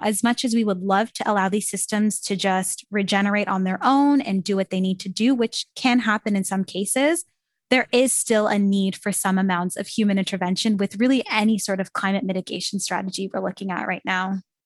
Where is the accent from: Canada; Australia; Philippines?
Canada; I'm from Canada, so I was sitting in Canada in my classroom